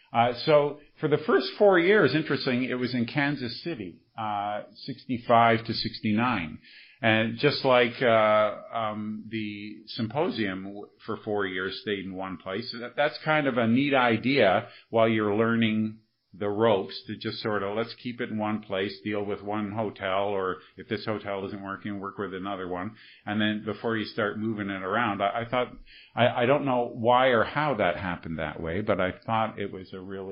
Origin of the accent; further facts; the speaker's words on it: Montreal, Quebec, Canada; And I'm from Montreal, right?